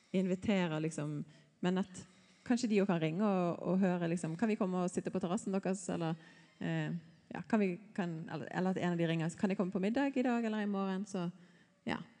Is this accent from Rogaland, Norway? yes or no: no; a little north of Bergen, Vestland, Norway; moved away; Jeg er litt nord fra Bergen